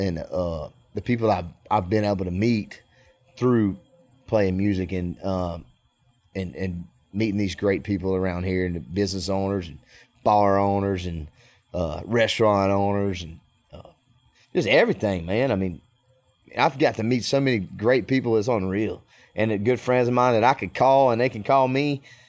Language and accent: English; Clinton, Louisiana, United States; And so, I mean, I grew up playing baseball in Clinton, right up the road from Baton Rouge.